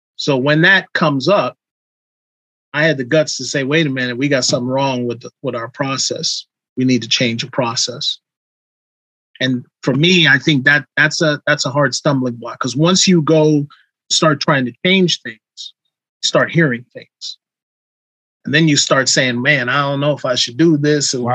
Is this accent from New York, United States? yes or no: yes; New York City, New York, United States; I come from New York City riding from Queens on a train at age 16 to go to Brooklyn